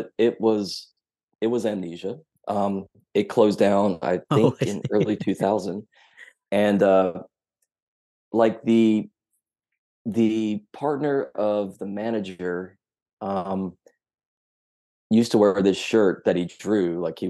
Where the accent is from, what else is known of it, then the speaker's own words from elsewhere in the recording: Tennessee, United States; also born or lived in Memphis; I grew up in Tennessee's fifth largest city, which is real near a super huge army base. But Memphis is where I became who I am.